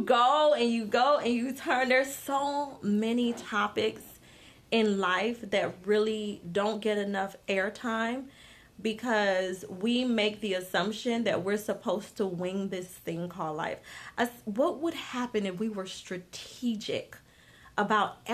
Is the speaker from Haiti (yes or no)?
yes; Haiti; now in United States; I wasn't born here. I'm from Haiti